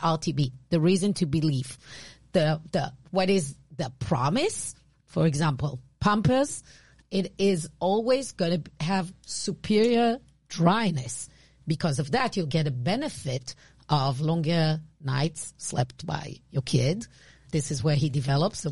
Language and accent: English; Israel; accent: Israeli; English is a second language; my Israeli accent.